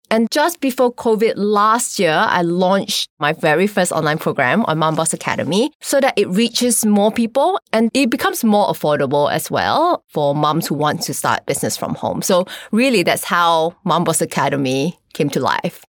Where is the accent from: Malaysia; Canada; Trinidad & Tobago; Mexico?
Malaysia; I'm from Malaysia